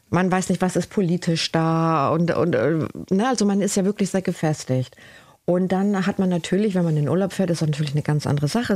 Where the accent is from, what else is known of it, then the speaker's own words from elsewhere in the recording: Cuxhaven, Lower Saxony, Germany; German is a second language; also born or lived in Spain / Galicia, Spain / Bremerhaven, Germany; now in Ringstedt, Germany; ich bin ja hier geboren in Cuxhaven lebe seit 30 Jahren in Bremerhaven